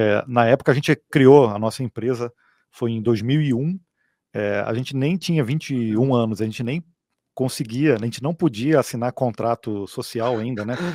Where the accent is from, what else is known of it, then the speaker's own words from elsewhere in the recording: Petrópolis, Rio de Janeiro, Brazil; nós somos aqui de Petrópolis, na região de Serrana, Serrana do Rio de Janeiro